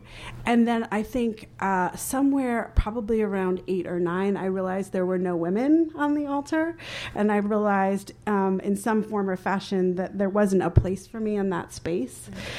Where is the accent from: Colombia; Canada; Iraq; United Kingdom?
Colombia; Bogota, Bogotá Capital District; born there; I'm an adoptee. I was born in Bogota, Colombia, and I'm adopted to a white family.